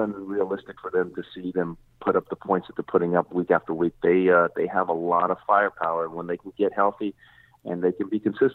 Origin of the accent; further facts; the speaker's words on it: Texas, United States; moved away as an adult; now in Tampa Bay area, United States; I'm originally from the Texas area